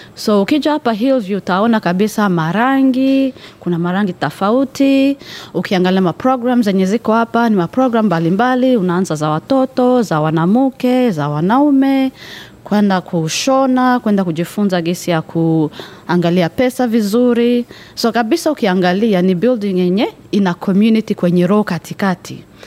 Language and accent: Swahili; Rwanda; now in Perth, Australia; mi natokea Rwanda